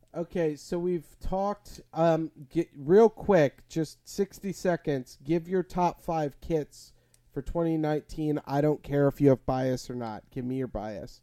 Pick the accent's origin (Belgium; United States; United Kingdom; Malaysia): United States; Illinois; played in my hometown for two years while Soldier Field was being rebuilt